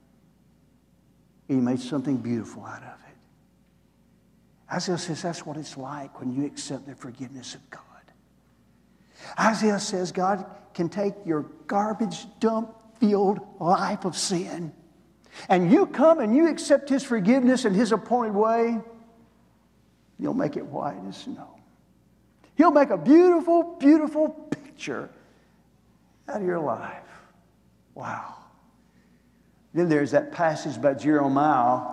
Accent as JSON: {"language": "English", "town": "Green Hill", "region": "Alabama", "country": "United States", "tie": "born or raised there", "said": "I grew up over in the Florence area, up in Green Hill"}